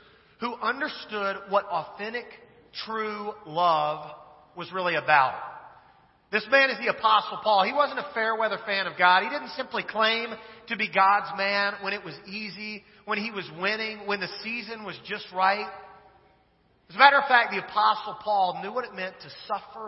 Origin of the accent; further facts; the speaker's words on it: Kansas, United States; moved away; I'm originally from Kansas